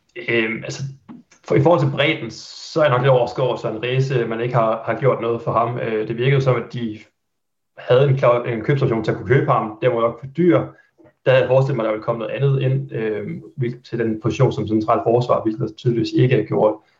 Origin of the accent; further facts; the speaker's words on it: Haderslev, Southern Denmark, Denmark; moved away as an adult; now in Aarhus, Denmark; jeg er født og opvokset i Haderslev